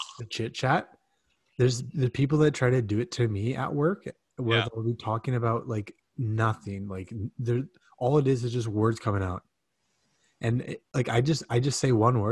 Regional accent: Canada; we're literally Canadian

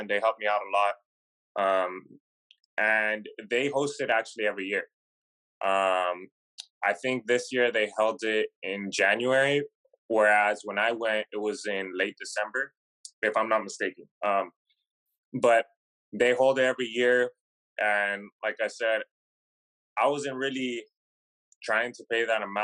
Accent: Southern California, United States; also born or lived in Long Beach / Chino Hills; I pretty much lived in Southern California my whole life

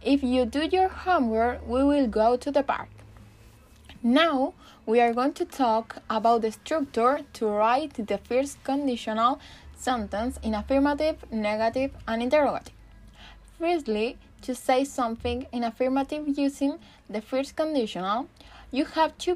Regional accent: Chile; English is a second language; I'm from Chile and I am studying English

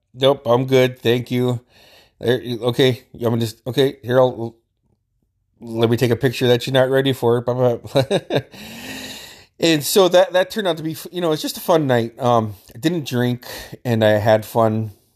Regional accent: Metlakatla, Alaska, United States; we grew up together in Metlakahtla

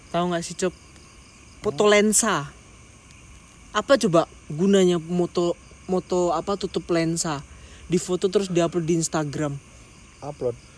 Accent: Lampung, Indonesia; gue nih dari Lampung gitu ceritanya dan gue sadar di Lampung tuh kayak hanya ada kota-kota terpenting doang

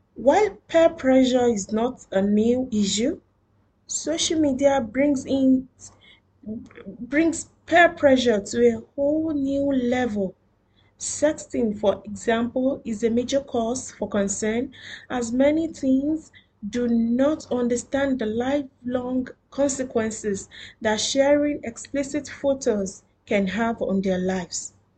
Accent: Nigeria; now in Doha, Qatar; I am a Nigerian living in Doha, Qatar.

